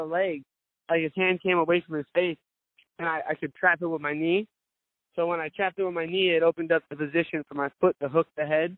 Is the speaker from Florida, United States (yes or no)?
yes; Cape Coral, Florida, United States; I stay out in my hometown over in Cape Coral.